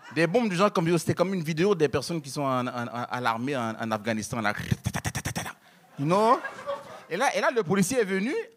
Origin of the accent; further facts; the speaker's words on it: Haiti; moved away; je suis haïtien